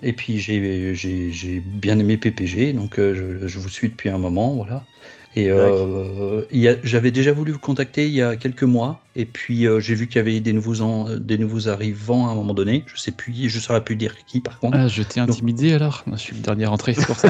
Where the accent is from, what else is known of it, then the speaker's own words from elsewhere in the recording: Bobigny, Île-de-France, France; Je viens du 9-3 de Bobigny